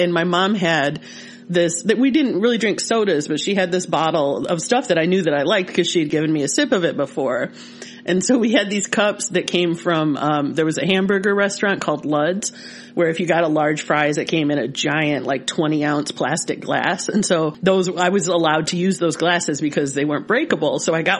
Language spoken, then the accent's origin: English; Michigan, United States; I'm from Michigan